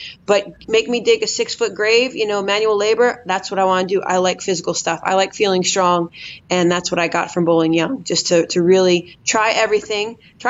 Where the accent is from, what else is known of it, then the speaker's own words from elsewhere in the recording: East Coast, United States; being East Coasters, we grew up on Wood Lane. So that was built in my DNA.